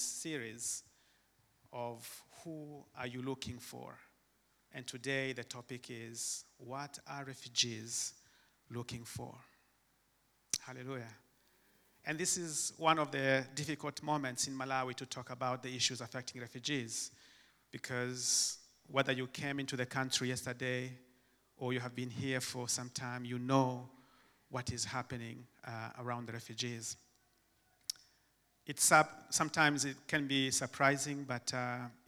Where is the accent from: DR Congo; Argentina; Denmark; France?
DR Congo; English is a second language; moved away; also born or lived in Tanzania; back in the Congo, when the English subject came, we just made noise so that the teacher can kick us out from his class